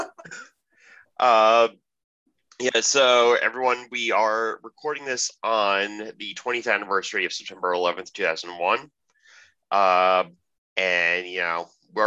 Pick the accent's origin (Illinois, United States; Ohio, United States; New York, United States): New York, United States; New York City; I'm from the New York City area